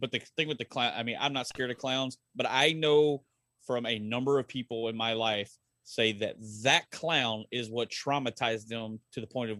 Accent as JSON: {"language": "English", "region": "Texas", "country": "United States", "tie": "born or raised there", "moved": "yes", "said": "I grew up in Texas."}